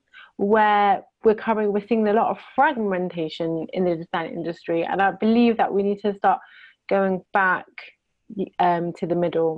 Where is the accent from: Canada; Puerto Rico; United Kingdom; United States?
United Kingdom; Manchester, North West England; moved away as an adult; now in Israel; I'm originally from the UK, from Manchester